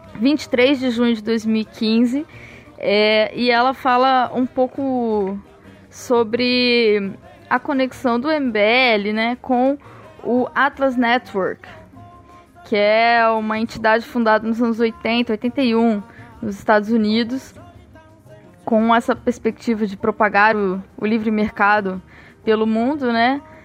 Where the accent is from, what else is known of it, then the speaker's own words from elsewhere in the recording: Osasco, São Paulo, Brazil; now in Rio de Janeiro, Brazil; eu venho de Osasco, mas eu moro no Rio de Janeiro.